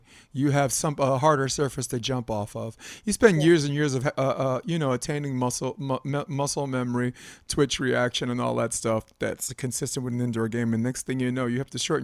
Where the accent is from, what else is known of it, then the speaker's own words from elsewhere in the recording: East Coast, United States; I'm from the East Coast